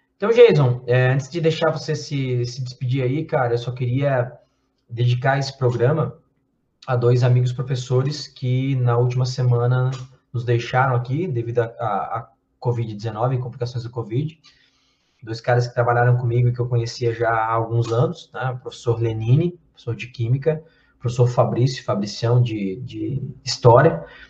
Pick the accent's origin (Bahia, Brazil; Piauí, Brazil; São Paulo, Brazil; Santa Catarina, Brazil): Santa Catarina, Brazil; Blumenau; Blumenau, que é a cidade, minha cidade natal